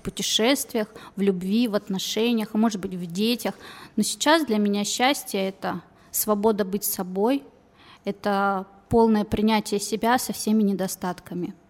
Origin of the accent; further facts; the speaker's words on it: Kazakhstan; now in Novosibirsk, Russia; я не отсюда родилась, не в России, я сама из Казахстана. То есть азиаты меня окружали с самого рождения